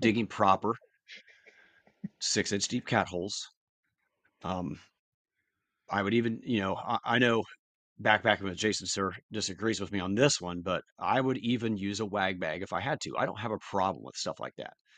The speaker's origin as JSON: {"language": "English", "town": "Columbus", "country": "United States", "tie": "born or raised there"}